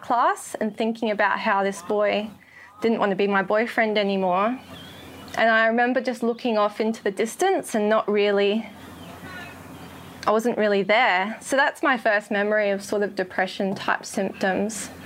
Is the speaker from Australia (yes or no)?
yes; Adelaide, South Australia, Australia; moved away as an adult; now in Sunshine Coast, Australia; I grew up in Adelaide and came to the Lord in Adelaide